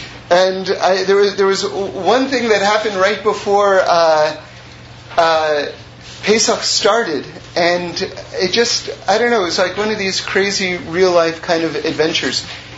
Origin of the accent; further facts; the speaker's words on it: New York City, New York, United States; I'm from New York City